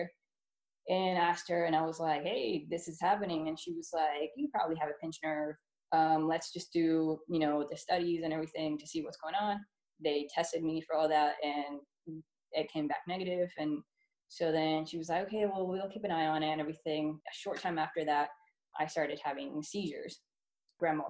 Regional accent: Puerto Rico; moved away; also born or lived in Florida; I was born and raised in Puerto Rico, where then we moved to Florida because my dad Air Force

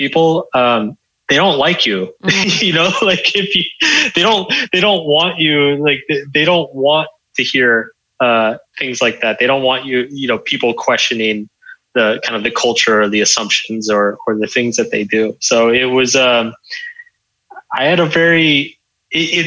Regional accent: Texas, United States; I grew up in Texas.

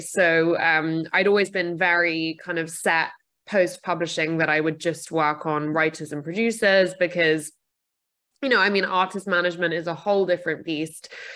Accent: United Kingdom; I'm also British.

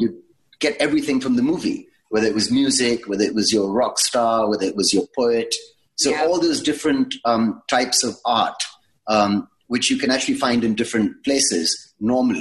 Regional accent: India; born or raised there; also born or lived in England

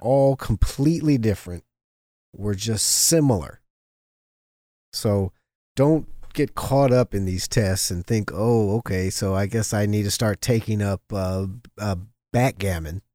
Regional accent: Los Angeles, California, United States; half black, half Jewish growing up in Los Angeles, especially in the seventies and eighties

